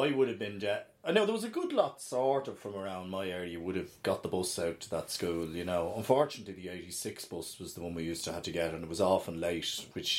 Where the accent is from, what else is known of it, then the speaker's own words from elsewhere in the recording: Dublin, Leinster, Ireland; Grew up in Dublin. Both my parents are from Dublin.